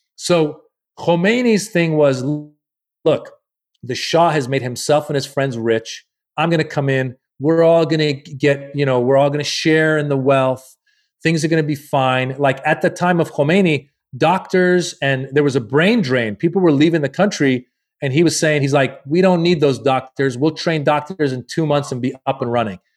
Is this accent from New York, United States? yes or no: no; Marin County, Northern California, United States; also born or lived in Iran; I grew up in Marin County, Northern California, it's very white